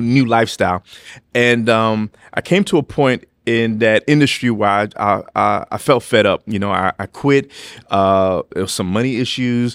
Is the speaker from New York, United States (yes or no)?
yes; New York City, New York, United States; also born or lived in Los Angeles; now in Lynchburg, United States; I'm from New York City